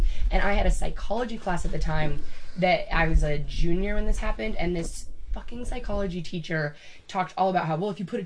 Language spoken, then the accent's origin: English; Whidbey Island, Washington, United States; I'm from Whidbey Island